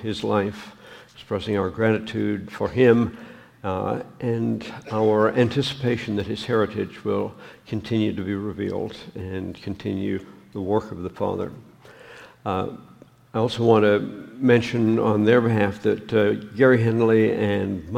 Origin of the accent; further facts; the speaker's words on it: Canada; moved away; I'm a Canadian